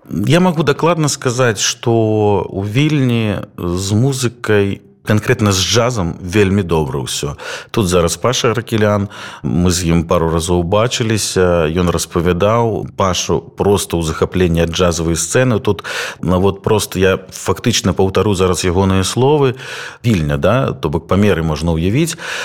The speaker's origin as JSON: {"language": "Belarusian", "country": "Belarus", "moved": "yes", "said": "мы беларусы"}